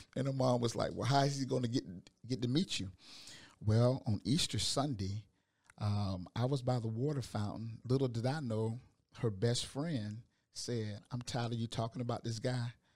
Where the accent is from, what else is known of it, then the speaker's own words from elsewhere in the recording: Augusta, Georgia, United States; moved away; I'm from Augusta, Georgia